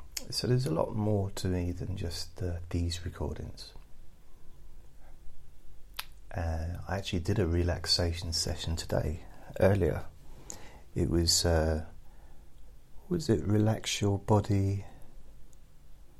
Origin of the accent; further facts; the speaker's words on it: England, United Kingdom; as an English person